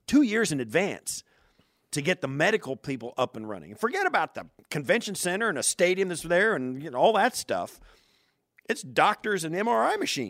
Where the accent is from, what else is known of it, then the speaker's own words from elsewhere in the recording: Kansas, United States; moved away; I grew up hunting in Kansas where I grew up